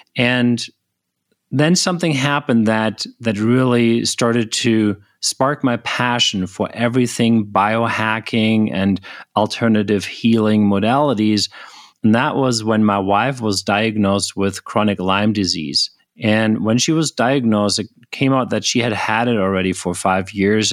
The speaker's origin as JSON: {"language": "English", "country": "Germany", "tie": "born or raised there", "also_born_or_lived": "United States", "moved": "as an adult", "said": "I was born in Germany originally"}